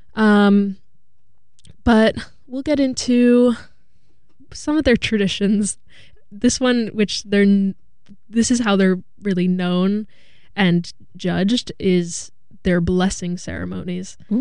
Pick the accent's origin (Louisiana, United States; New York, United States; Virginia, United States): New York, United States; Hudson Valley; I'm from the Hudson Valley